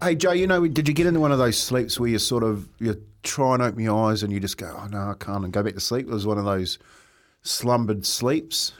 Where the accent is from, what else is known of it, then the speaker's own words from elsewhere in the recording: Taranaki, New Zealand; moved away; my home town, uh, home down in Taranaki